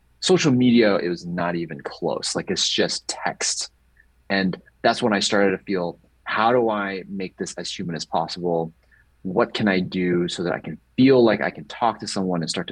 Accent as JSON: {"language": "English", "country": "Hong Kong", "tie": "born or raised there", "also_born_or_lived": "Bloomington-Normal, Illinois, United States / San Diego, California, United States", "first_language": "English", "moved": "as an adult", "said": "And then I moved to Hong Kong when I was 9 years old"}